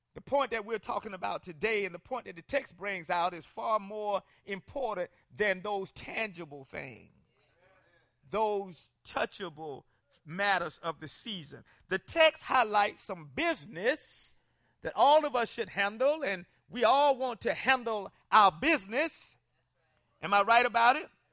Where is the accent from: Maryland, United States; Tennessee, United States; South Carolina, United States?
South Carolina, United States; I grew up in South Carolina, and, uh, they didn't integrate schools until I was in, like, sixth grade